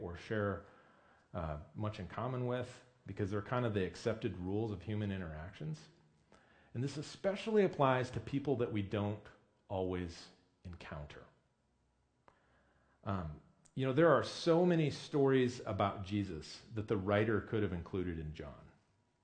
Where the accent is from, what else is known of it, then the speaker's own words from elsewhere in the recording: Midwest, United States; moved away as an adult; also born or lived in Bellingham, Washington; now in Washington, United States; being the dumb white kid from middle America